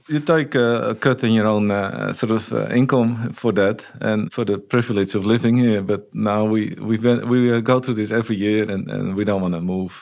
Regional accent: Netherlands; moved away as an adult; also born or lived in Peru; now in New Zealand; Originally, yeah. But I moved, uh, to a rural area when I was eight.

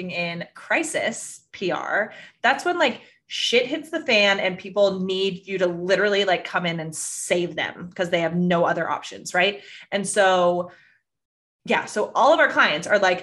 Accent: Northern California, United States; I grew up in Northern California

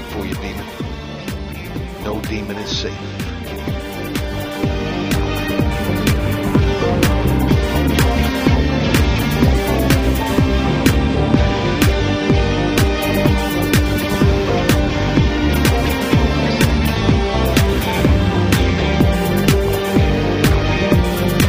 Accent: Warner Robins, Georgia, United States; also born or lived in Atlanta, Georgia / Gainesville, Georgia; I was born and raised in Georgia

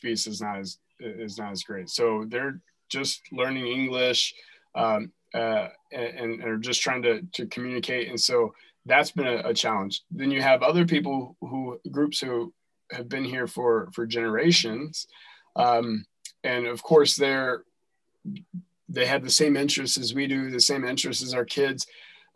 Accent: North Carolina, United States; moved away as an adult; now in Dearborn, United States; I'm from North Carolina originally

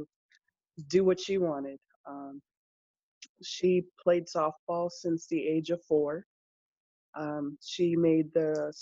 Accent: California, United States; also born or lived in Chicago, Illinois; I was born actually just outside of Chicago, was raised in California since seven

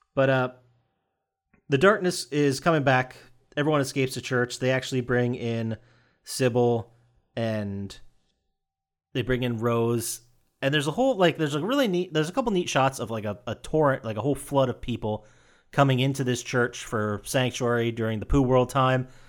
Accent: Pennsylvania, United States; my home state of Pennsylvania, or as we call it, P fucking

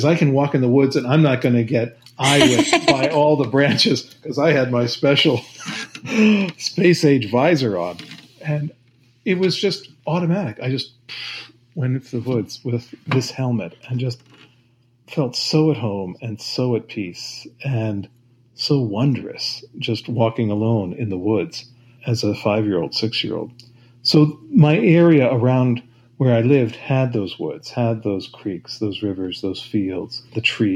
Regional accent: Stamford, Connecticut, United States; I grew up in Stamford, Connecticut

